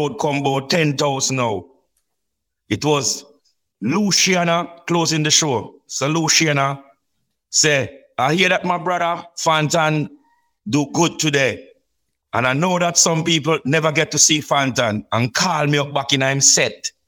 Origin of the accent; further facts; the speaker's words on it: Saint Elizabeth, Jamaica; we are from St. Elizabeth